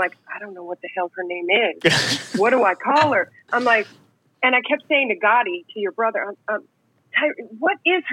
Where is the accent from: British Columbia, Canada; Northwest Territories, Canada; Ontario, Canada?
Ontario, Canada; Toronto; now in Cleveland, United States; I'm from Toronto. So repping Canada